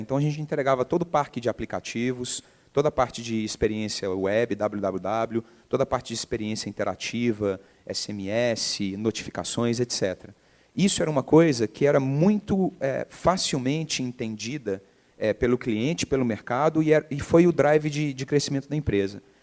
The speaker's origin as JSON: {"language": "Portuguese", "town": "Belo Horizonte", "region": "Minas Gerais", "country": "Brazil", "tie": "born or raised there", "also_born_or_lived": "England", "said": "eu nasci em BH, é, formei em publicidade e propaganda lá, por incrível que pareça, PUC-MG"}